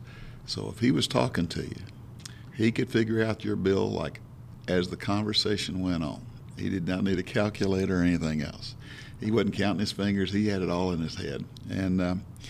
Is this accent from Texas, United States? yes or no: yes; Houston, Texas, United States; accent: Southern; also born or lived in Waco, Texas / New Jersey; now in Bandera, United States; most of my life was Houston, Texas. We moved in there when I was in fourth grade